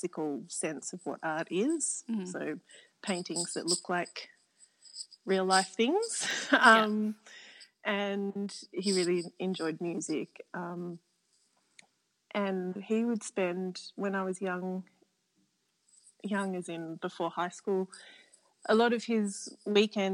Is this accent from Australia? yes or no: yes; Canberra, Australian Capital Territory, Australia; I grew up in Canberra and the youngest of seven.